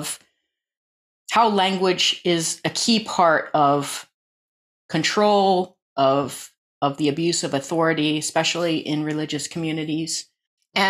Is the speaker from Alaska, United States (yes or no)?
yes; Alaska, United States; now in England, United Kingdom; I was born into a kind of agrarian cult in Alaska